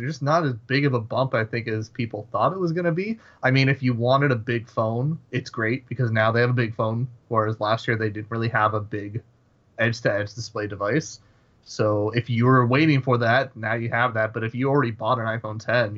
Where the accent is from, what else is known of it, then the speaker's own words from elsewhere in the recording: Toronto, Ontario, Canada; we're both from the Toronto area